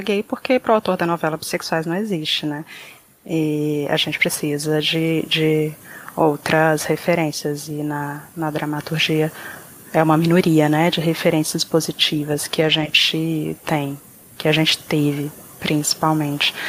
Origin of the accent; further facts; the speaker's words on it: Brazil; se a gente nasceu no Brasil